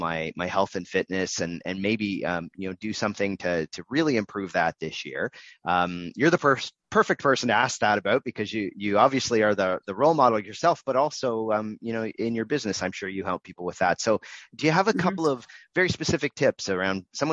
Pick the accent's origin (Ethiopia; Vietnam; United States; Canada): Canada; we're Canadian